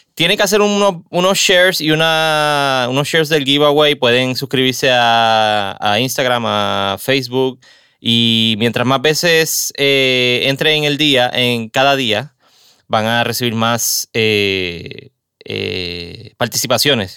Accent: Caguas, Puerto Rico; also born or lived in San Juan; Mi ciudad de, toda la vida, en Cagua

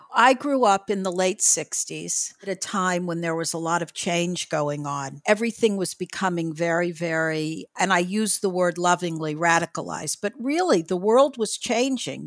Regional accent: Miami, Florida, United States; we were growing up in Miami-Dade County

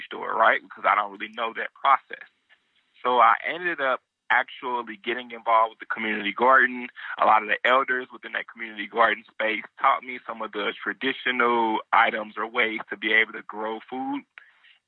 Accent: St. Louis, Missouri, United States; now in Nashville, United States; in my neighborhood growing up in St. Louis, it was definitely limited access to anything that was fresh, healthy, and affordable

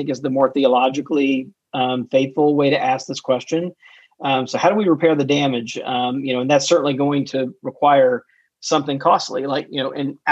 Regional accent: Mississippi, United States; my home state of Mississippi

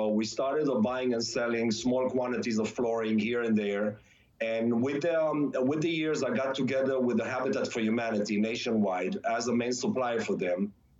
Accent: Israel; moved away; When I came from Israel, the first couple of years, I had not a lot of money to start any business, so I just needed to scrap a few dollars here and there.

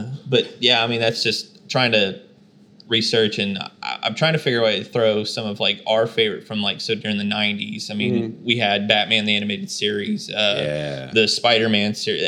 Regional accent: McLoud, Oklahoma, United States; We grew up in McLeod

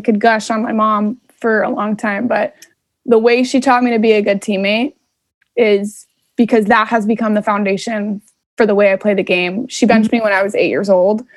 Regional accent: right outside of Anaheim, California, United States; moved away as an adult; I grew up right outside of Anaheim

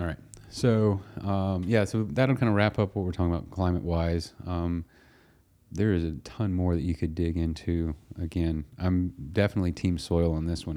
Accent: United States; We're two guys from America

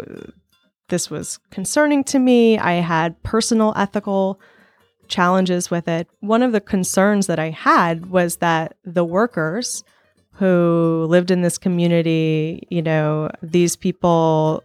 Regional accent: Sullivan, Missouri, United States; I am from Sullivan, Missouri.

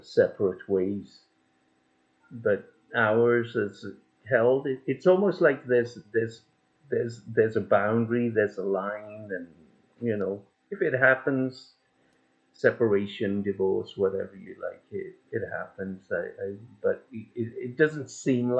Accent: England, United Kingdom; I was born in England

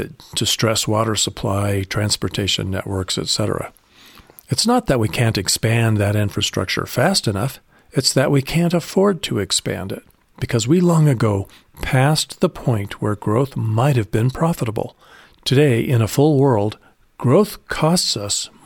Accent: Colorado Springs, Colorado, United States; born or raised there

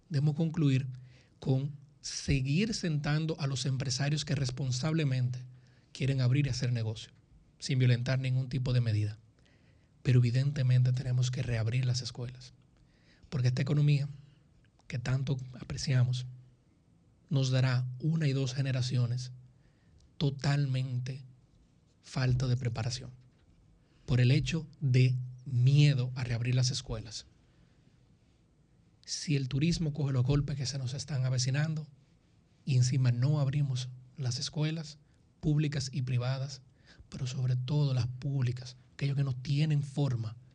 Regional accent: Dominican Republic; yo seguiré siendo dominicano. Y cuando duermo, más que si mañana llueve o no, mi miedo es que en 50 años yo no pueda tener mucho orgullo de decir que soy dominicano

